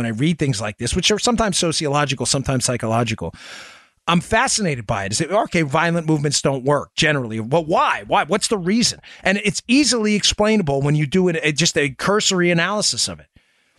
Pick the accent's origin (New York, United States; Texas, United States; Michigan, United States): New York, United States; born there; Gosh, I was born in New York, and I love the people in New York